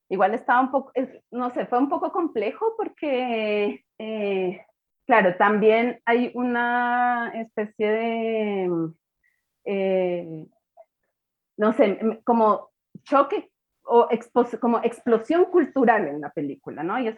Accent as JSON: {"language": "Spanish", "country": "Colombia", "said": "viéndola como colombiana, pero también una colombiana un poco como distanciada de la experiencia vital de Colombia."}